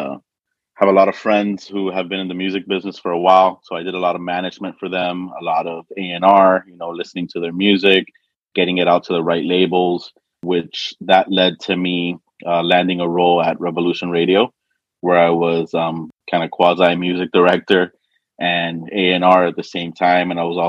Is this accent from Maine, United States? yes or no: no; Miami, Florida, United States; I am from Miami, Florida.